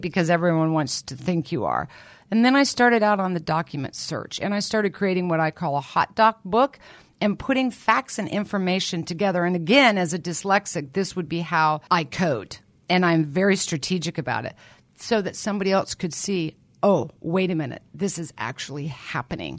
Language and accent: English; Lawrence, Kansas, United States; I was born and raised in Lawrence, Kansas